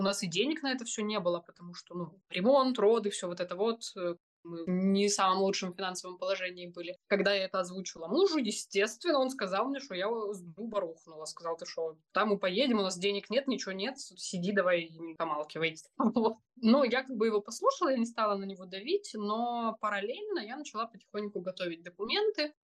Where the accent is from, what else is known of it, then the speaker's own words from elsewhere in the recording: Crimea, Ukraine; moved away as an adult; also born or lived in Poland; мы из Крыма, и у нас есть украинские паспорта